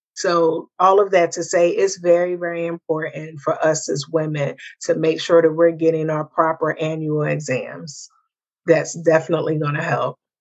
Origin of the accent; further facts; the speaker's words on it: the North, United States; moved away; me being a Northerner